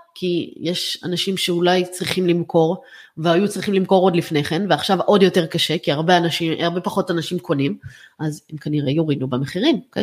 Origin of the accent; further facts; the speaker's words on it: Israel; אני עכשיו כצרכנית ישראלית